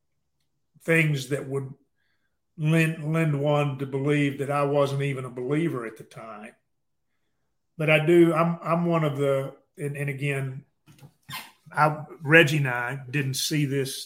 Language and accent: English; Mexia, Texas, United States; now in Waco, United States; I grew up in a little town called Mexia, M-E-X-I-A